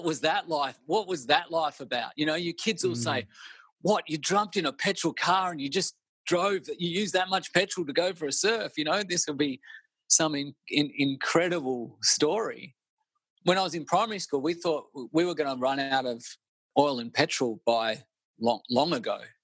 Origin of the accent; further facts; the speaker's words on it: Melbourne, Victoria, Australia; also born or lived in Byron Bay; I grew up in Melbourne.